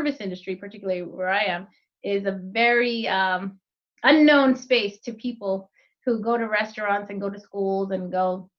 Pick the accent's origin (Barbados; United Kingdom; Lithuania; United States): United States; New Jersey; I grew up in New Jersey